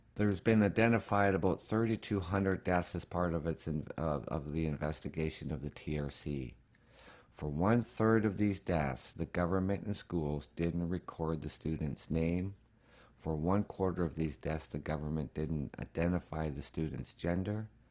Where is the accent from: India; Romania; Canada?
Canada; As a Canadian